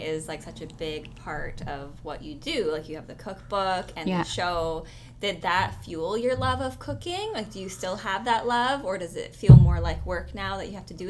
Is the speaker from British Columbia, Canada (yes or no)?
yes; Victoria, British Columbia, Canada; And we also grew up in Victoria.